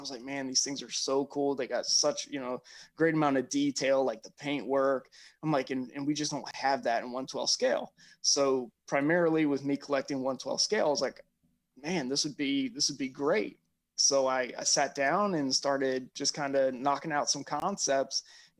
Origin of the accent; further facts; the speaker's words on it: Germany; I grew up in Germany. So we were always off of the military bases, which means we were, you know, there with the locals.